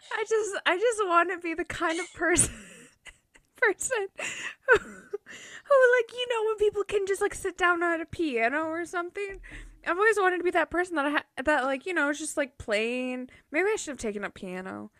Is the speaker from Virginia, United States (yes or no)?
no; Minnesota, United States; I'm from Minnesota